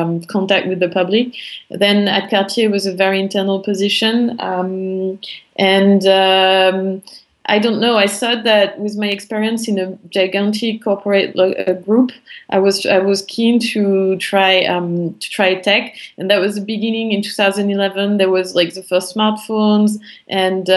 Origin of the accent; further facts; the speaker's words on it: France; accent: French; English is a second language; also born or lived in Paris; I'm French. I think you can all hear it from my accent. I grew up in a small town near the German border.